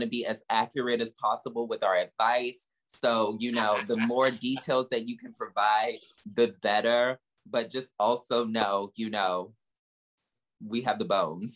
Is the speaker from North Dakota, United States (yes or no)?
no; Southern Virginia, United States; now in New York, United States; I'm from Southern Virginia